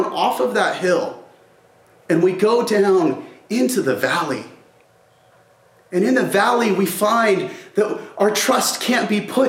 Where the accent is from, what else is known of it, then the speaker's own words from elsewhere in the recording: Albuquerque, New Mexico, United States; I grew up here in Albuquerque